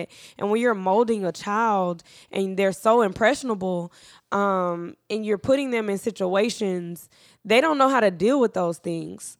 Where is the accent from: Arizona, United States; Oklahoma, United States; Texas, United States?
Texas, United States; Dallas; I'm from Dallas